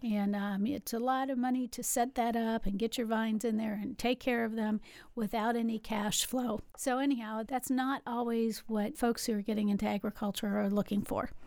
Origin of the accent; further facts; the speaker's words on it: West Virginia, United States; moved away as an adult; also born or lived in Louisville, Kentucky; now in Kilbourne, Illinois, United States; I grew up in West Virginia, but that seems like a thousand years ago now